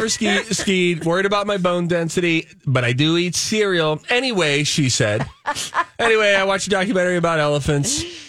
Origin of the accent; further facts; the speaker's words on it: Chaska, Minnesota, United States; And I'm from Chaska, and our beloved Melissa Peterman says Chaska.